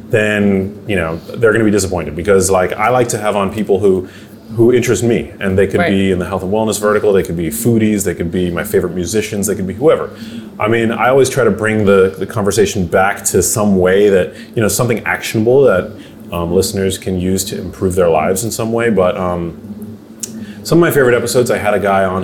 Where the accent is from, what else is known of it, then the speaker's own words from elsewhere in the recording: New York, United States; now in West Hollywood, United States; Like I, I feel like I'm a New Yorker. I like West Hollywood.